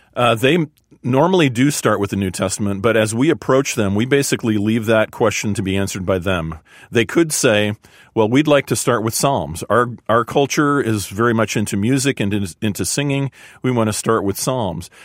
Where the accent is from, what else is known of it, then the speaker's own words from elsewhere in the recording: a suburb of Chicago, Illinois, United States; I grew up in a suburb of Chicago